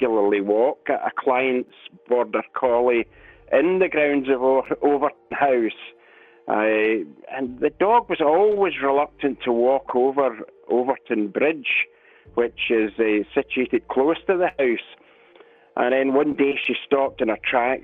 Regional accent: Alexandria, Scotland, United Kingdom; I'm from Alexandria, which is situated in the west of Scotland, about 20 miles outside of Glasgow

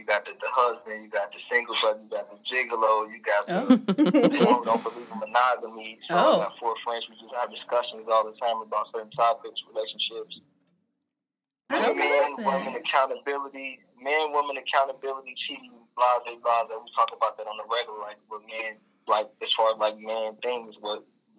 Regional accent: Chicago, Illinois, United States; also born or lived in London, England; I'm from Chicago. I was born in London, England.

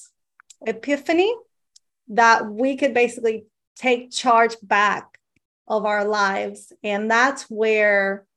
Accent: Venezuela; moved away; I'm from Venezuela. When I was young and the economy was so different in Venezuela

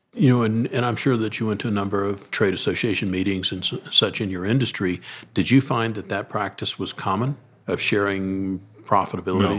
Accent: Deep South, United States; I grew up in the Deep South

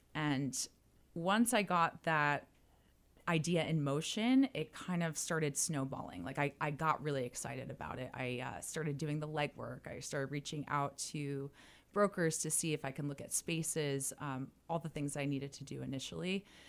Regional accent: New Jersey, United States; moved away as an adult; also born or lived in Miami; I was originally from New Jersey, moved to Miami

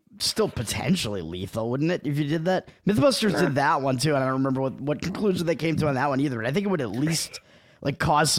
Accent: Boston, Massachusetts, United States; accent: Boston; I'm turning into Boston Toad again right now. My accent is showing.

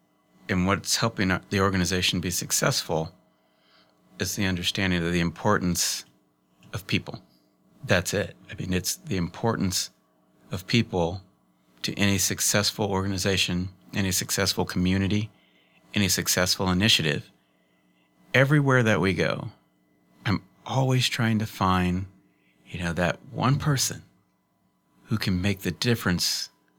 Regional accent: Bellevue, Nebraska, United States; also born or lived in Alaska / Texas / Turkey; I was born in Alaska. Then we lived in Texas. Then we lived in Turkey. Then we lived in Nebraska. I actually graduated from Bellevue East.

